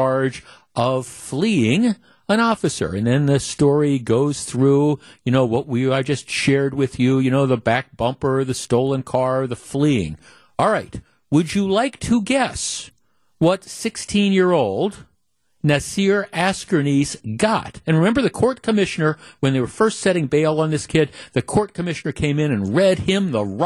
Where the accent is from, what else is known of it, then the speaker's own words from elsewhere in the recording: North Shore, Wisconsin, United States; I grew up in the North Shore